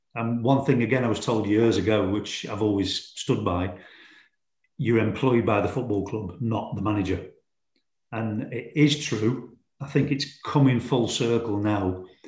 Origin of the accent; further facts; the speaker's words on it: Stoke-on-Trent, West Midlands, United Kingdom; Port Vale is my hometown club